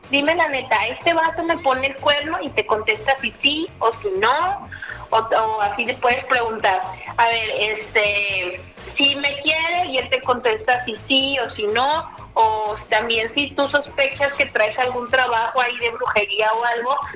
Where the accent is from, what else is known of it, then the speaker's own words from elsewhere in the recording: Torreón, Coahuila, Mexico; Yo soy de la ciudad de Torreón, Coahuila.